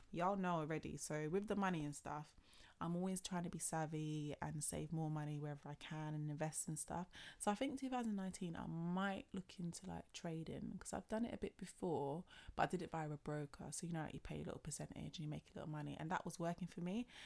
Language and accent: English; London, United Kingdom; Born and bred in London